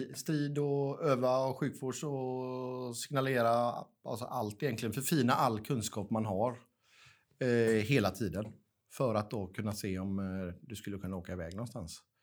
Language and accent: Swedish; Gothenburg, Västra Götaland, Sweden; jag är born and raised i Göteborg